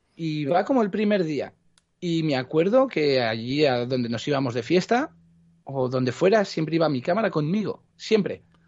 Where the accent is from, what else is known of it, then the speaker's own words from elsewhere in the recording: Cuenca, Castilla-La Mancha, Spain; also born or lived in Barcelona, Catalonia (Gràcia); Muy pequeñito, tenía unos ocho años o así, cuando me vine a vivir a Cuenca